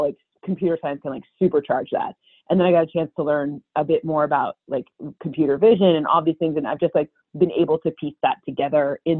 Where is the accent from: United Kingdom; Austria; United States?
United States; East Lansing, Michigan; growing up in East Lansing, you know, I grew up with Michigan State and Michigan just like everywhere